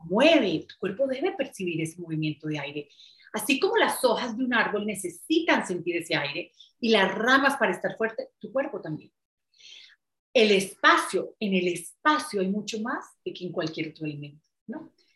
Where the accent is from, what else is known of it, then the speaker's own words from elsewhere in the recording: Medellín, Antioquia, Colombia; yo soy de Medellín, de Colombia, en donde es una ciudad muy vanidosa